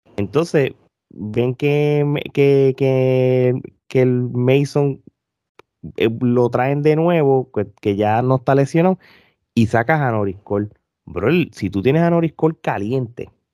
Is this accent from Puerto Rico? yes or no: yes; Puerto Rico; now in United States; nosotros siempre estamos conectado a, Puerto Rico